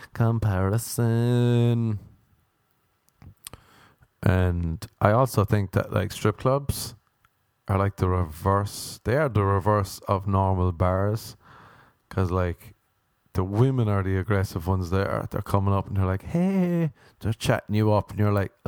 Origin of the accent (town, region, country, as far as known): Ireland; moved away as an adult; now in United States